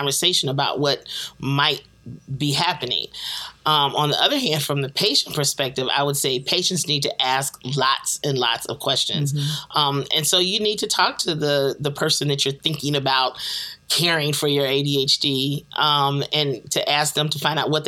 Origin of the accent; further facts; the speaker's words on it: Chicago, Illinois, United States; my hometown of Chicago